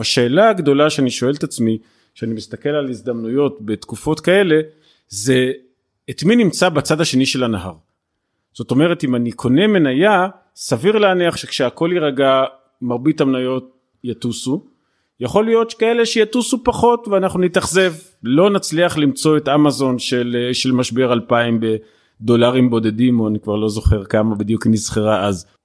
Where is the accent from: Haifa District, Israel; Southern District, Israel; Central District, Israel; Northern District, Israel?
Southern District, Israel; Beersheba; אני באר שבעי, אני אוהב את באר שבע